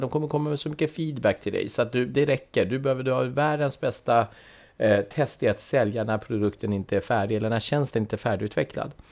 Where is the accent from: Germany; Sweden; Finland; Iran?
Iran; Swedish is a second language; när jag var barn eh, i Iran så gillade jag min farfar väldigt mycket. För han hade, du vet vi, lev, vi växte upp under krig